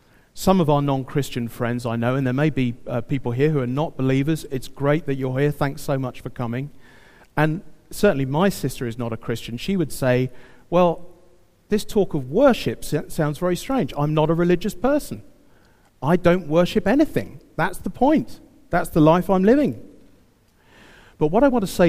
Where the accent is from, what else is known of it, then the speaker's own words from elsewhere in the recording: United Kingdom; I'm British